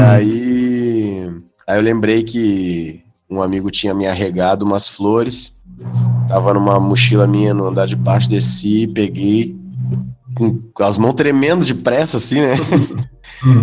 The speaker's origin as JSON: {"language": "Portuguese", "town": "Porto Alegre", "region": "Rio Grande do Sul", "country": "Brazil", "said": "eu sou daqui"}